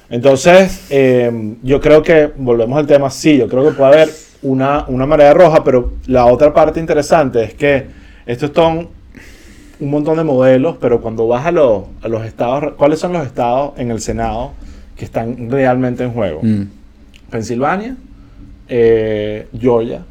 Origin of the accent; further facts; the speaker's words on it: Venezuela; como venezolano